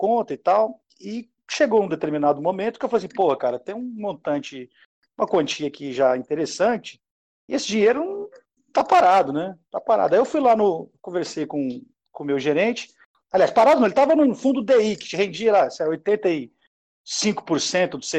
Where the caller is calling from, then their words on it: Goiânia, Goiás, Brazil; eu estou falando de Goiânia, Goiás, é, eu sou administrador de empresa